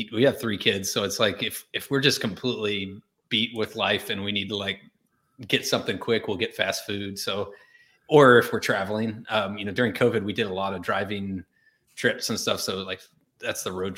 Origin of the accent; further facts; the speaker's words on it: Arkansas, United States; I grew up in Arkansas